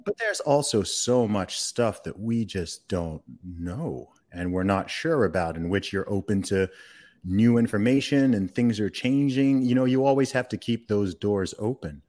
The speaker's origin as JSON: {"language": "English", "country": "Saudi Arabia", "tie": "born or raised there", "moved": "yes", "said": "I grew up in the Middle East. I grew up in Saudi Arabia"}